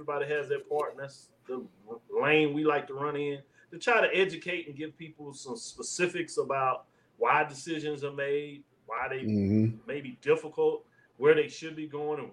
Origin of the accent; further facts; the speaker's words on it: Norman, Oklahoma, United States; also born or lived in Texas; I was born in Norman, Oklahoma